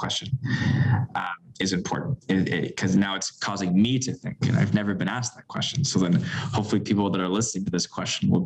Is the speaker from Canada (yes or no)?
yes; Canada; as a Canadian